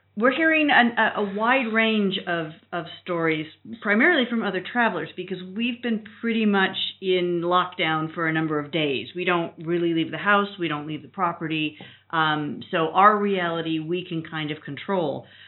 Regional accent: United States; moved away as an adult; we are from the United States

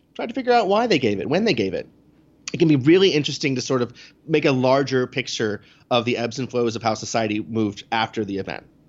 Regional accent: New York City, New York, United States; as a New Yorker

